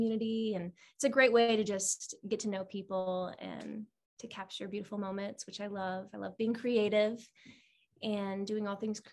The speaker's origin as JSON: {"language": "English", "town": "Summerfield", "region": "Florida", "country": "United States", "tie": "born or raised there", "moved": "yes", "said": "I'm from Ocala, Florida, actually Summerfield"}